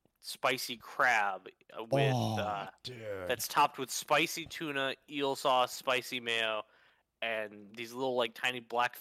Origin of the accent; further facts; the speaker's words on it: United States; As an American